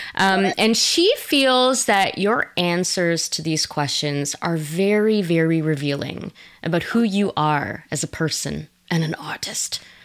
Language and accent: English; Quebec, Canada; I'm from Quebec originally